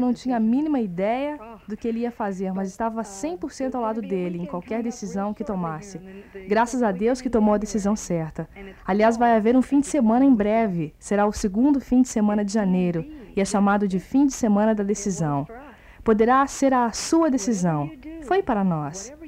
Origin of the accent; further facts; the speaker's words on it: Kenosha, Wisconsin, United States; now in Florida, United States; eu sou de Kenosha, Wisconsin